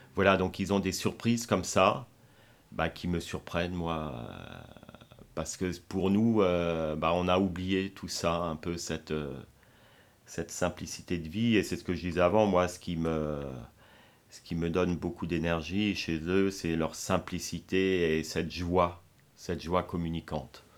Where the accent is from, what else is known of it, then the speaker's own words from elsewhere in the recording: France; chez nous en France, notamment à Strasbourg